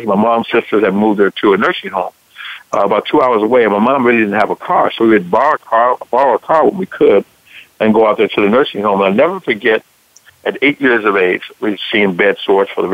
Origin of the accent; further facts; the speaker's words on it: Chicago, Illinois, United States; moved away as an adult; also born or lived in Dallas, Texas / Atlanta, Georgia; I was born and raised here in Chicago